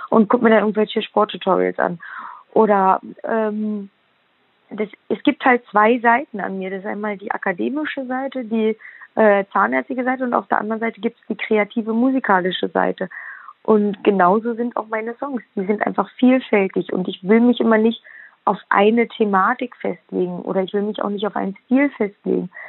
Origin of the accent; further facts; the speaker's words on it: Brandenburg, Germany; Ich liebe Brandenburg. Ich äh, wohne auch heute noch hier. Ich wohne ähm, ganz nah bei meinen Eltern